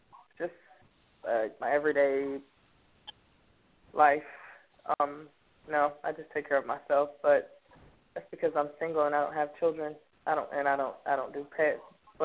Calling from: Fairburn, Georgia, United States; That's right. I'm calling from Fairburn, Georgia.

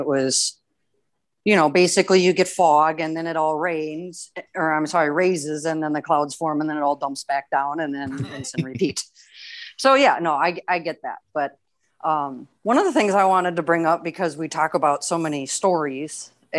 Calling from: Houston, Texas, United States; Just in the Houston area of Texas.

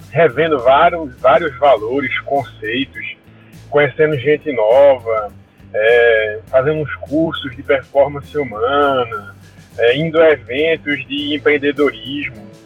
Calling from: Recife, Pernambuco, Brazil; sou aqui de Recife, cara.

